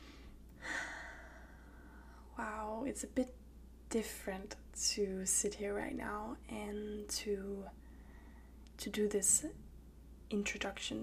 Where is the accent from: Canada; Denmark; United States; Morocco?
Denmark; Copenhagen, Capital Region of Denmark; also born or lived in Danish countryside; I grew up in Copenhagen, the capital of Denmark